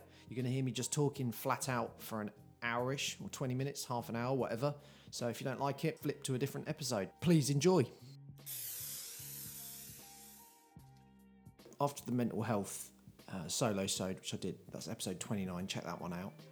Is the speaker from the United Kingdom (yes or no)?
yes; United Kingdom; I'm very British